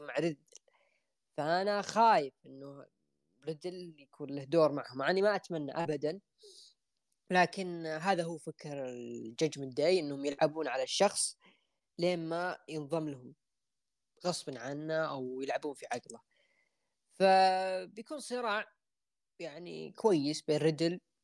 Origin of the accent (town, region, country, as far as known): Saudi Arabia